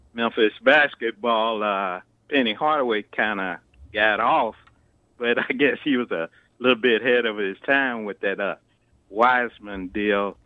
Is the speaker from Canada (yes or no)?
no; United Kingdom; accent: British; my British accent